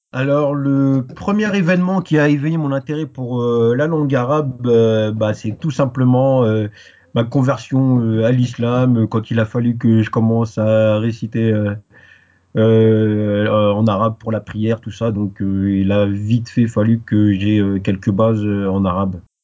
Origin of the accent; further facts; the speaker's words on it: Paris, Île-de-France, France; first language French; also born or lived in Guadeloupe; je suis euh, né euh, à Paris, donc ma langue maternelle c'est le français. je suis originaire de, de, la Guadeloupe, mes deux parents ils sont de, ils sont de la Guadeloupe